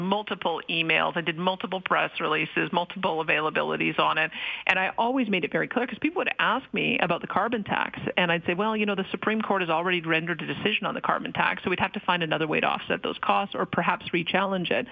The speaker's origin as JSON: {"language": "English", "town": "Calgary", "region": "Alberta", "country": "Canada", "tie": "born or raised there", "said": "I grew up in Calgary, but I made a decision to move to rural Alberta"}